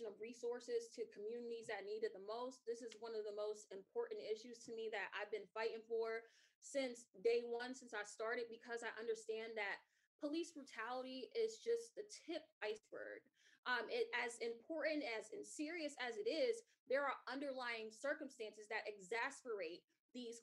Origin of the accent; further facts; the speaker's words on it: New York City, New York, United States; growing up in Brownsville, Brooklyn